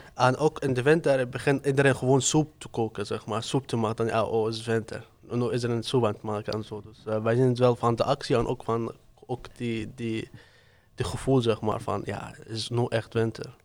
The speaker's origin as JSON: {"language": "Dutch", "country": "Syria", "moved": "yes", "lives_now": "Ede, Netherlands", "said": "Ik kom uit Syrië. Ik woon in Oede"}